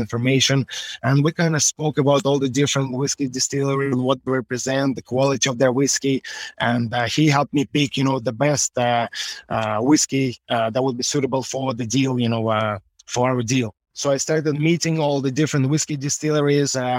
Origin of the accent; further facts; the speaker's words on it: Russia; now in Ireland; Born in Russia, forged in Ireland